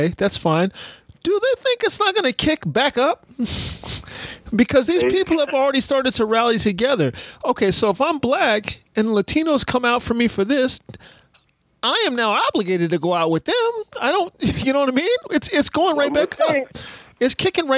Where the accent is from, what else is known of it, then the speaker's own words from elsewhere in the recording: Texas, United States; I'm from Texas